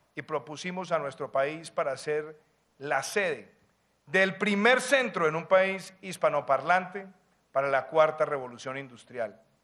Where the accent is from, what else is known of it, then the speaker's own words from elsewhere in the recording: Colombia; mi tierra